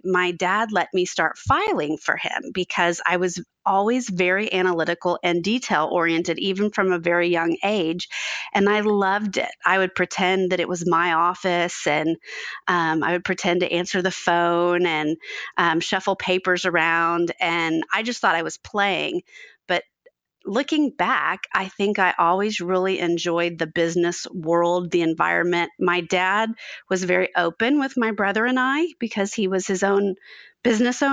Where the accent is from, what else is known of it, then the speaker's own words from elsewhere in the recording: Dallas, Texas, United States; moved away as an adult; now in Fort Worth, United States; I was born in Fort Worth, which is where I live now. And then when I was just about to start kindergarten at the age of 5, my father moved our family to Dallas